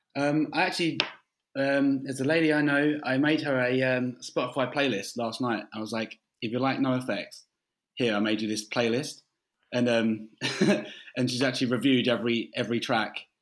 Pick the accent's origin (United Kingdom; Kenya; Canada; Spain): United Kingdom; London; also born or lived in Canterbury; we're from London